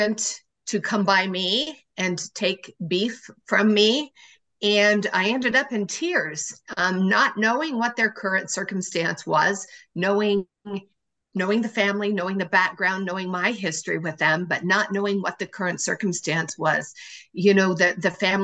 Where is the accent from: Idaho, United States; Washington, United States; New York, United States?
Idaho, United States; Salmon; in my home county, in my hometown of Salmon